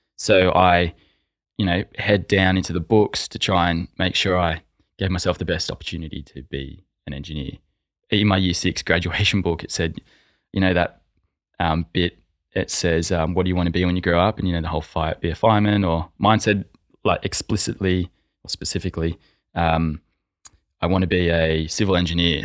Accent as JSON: {"language": "English", "town": "Sydney", "region": "New South Wales", "country": "Australia", "tie": "born or raised there", "said": "I grew up in a family of four, majori-, majority of my time in the Sutherland Shire, um, from the age of, I don't know, say five"}